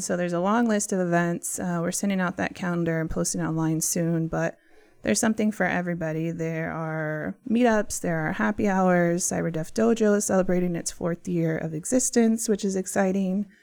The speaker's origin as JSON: {"language": "English", "town": "San Antonio", "region": "Texas", "country": "United States", "tie": "born or raised there", "also_born_or_lived": "Washington, D.C.", "moved": "as an adult", "said": "born and raised in San Antonio, Texas"}